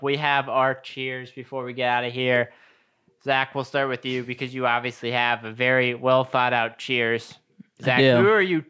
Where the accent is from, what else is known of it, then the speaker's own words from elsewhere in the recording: Ohio, United States; We're all from Ohio.